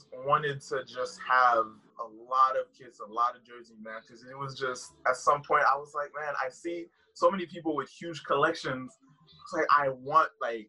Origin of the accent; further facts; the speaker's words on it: Haiti; now in United States; I live in the U.S., obviously, but I'm originally from Haiti.